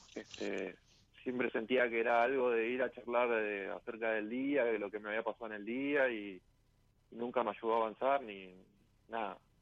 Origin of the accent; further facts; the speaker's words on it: Guernica, Buenos Aires Province, Argentina; De zona sur de Arnica